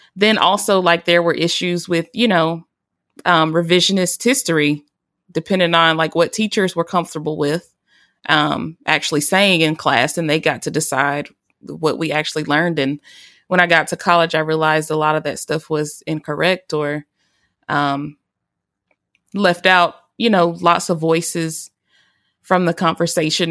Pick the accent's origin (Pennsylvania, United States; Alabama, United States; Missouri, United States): Alabama, United States; majority of my education was in my home state of Alabama